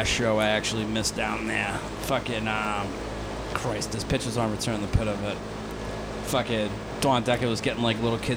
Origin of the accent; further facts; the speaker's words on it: Norton, Massachusetts, United States; Yeah, I grew up in Norton.